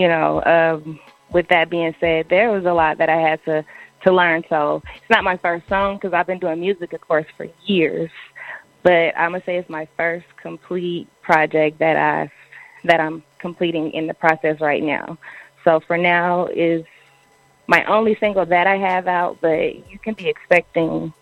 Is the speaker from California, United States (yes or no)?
yes; Oakland, California, United States; also born or lived in Berkeley, California; growing up in Oakland